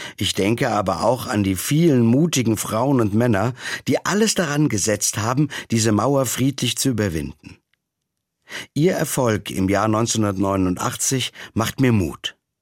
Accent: West Germany, Germany; Mir als in Westdeutschland groß gewordenem Jugendlichen

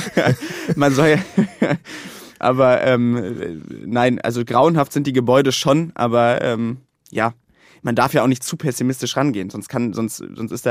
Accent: North Rhine-Westphalia, Germany; Länder wie zum Beispiel mein Heimatland Nordrhein-Westfalen, wo noch nicht mal zehn Prozent abgerufen worden sind.

